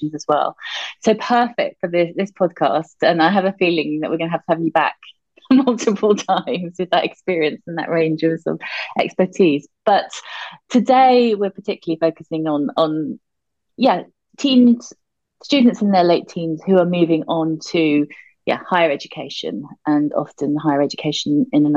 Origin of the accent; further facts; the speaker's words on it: United Kingdom; being a Brit living in the UK